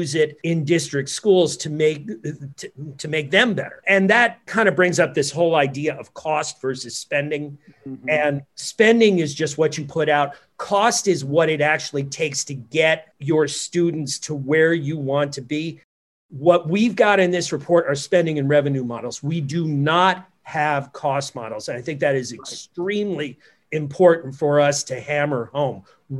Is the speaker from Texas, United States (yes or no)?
no; New Jersey, United States; my home state, New Jersey